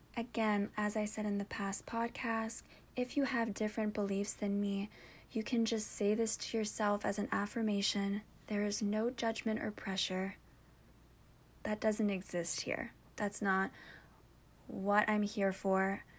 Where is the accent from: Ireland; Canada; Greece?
Canada; I'm French